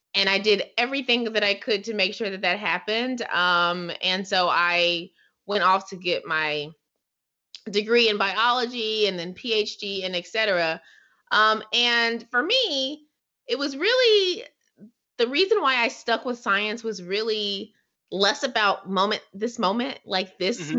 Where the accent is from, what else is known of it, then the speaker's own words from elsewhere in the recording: Hillsborough, North Carolina, United States; I'm from Hillsborough, North Carolina, which is a rural part of North Carolina near the Durham, Raleigh, Durham area